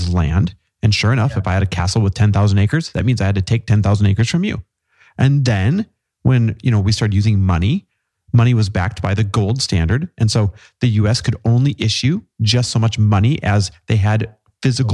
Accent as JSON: {"language": "English", "region": "Midwest", "country": "United States", "tie": "born or raised there", "moved": "yes", "lives_now": "Southern California, United States", "said": "I grew up in the Midwest"}